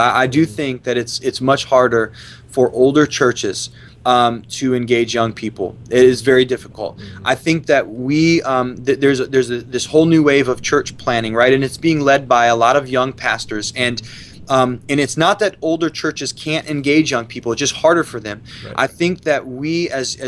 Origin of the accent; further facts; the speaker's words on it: Ohio, United States; moved away as an adult; growing up in Ohio